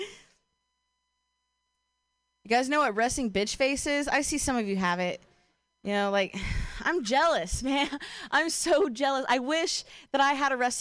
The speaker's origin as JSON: {"language": "English", "region": "Ohio", "country": "United States", "tie": "born or raised there", "moved": "as an adult", "lives_now": "Bay Area, United States", "said": "I'm from Ohio"}